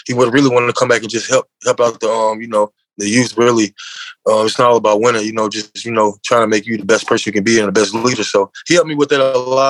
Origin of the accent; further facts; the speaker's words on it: Mississippi, United States; also born or lived in Memphis, Tennessee; mostly I was raised in Mississippi